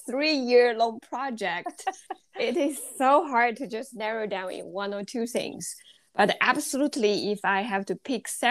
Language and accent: English; China; moved away as an adult; also born or lived in Alabama, United States; now in Athens, Georgia, United States; I was born and I grew up in China.